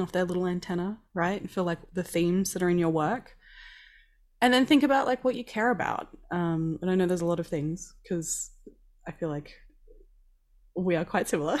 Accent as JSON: {"language": "English", "region": "Queensland", "country": "Australia", "tie": "born or raised there", "said": "I grew up in Queensland that's, like, basically a second New Zealand."}